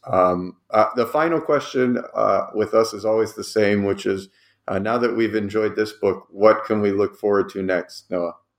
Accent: Cleveland, Ohio, United States; I'm also from Cleveland

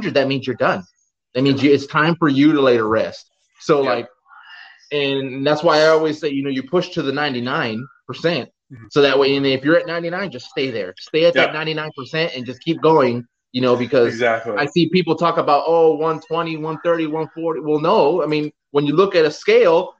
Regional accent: Los Angeles, California, United States; I'm from Los Angeles

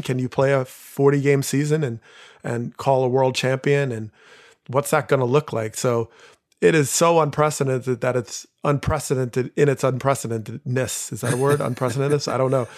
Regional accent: New Jersey, United States; I grew up in Jersey

